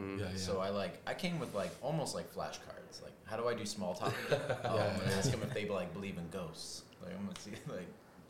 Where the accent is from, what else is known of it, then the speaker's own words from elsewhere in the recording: Los Angeles, California, United States; I'm from